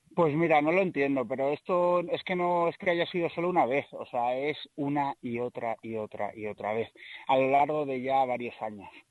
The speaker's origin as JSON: {"language": "Spanish", "town": "Ciudad Rodrigo", "region": "Castile and León", "country": "Spain", "said": "soy de Ciudad Rodrigo"}